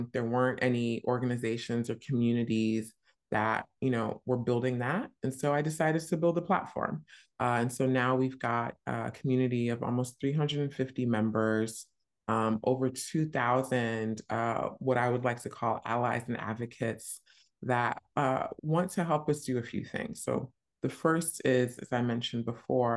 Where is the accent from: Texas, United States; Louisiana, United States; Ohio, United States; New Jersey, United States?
New Jersey, United States; moved away as an adult; also born or lived in New York; now in London, United Kingdom; I grew up in New Jersey, went to school super close by in New York